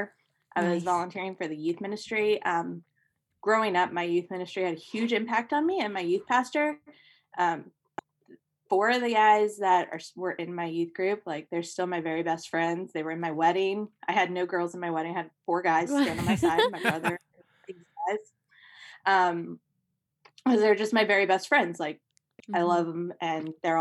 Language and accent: English; Ohio, United States; I grew up in Ohio.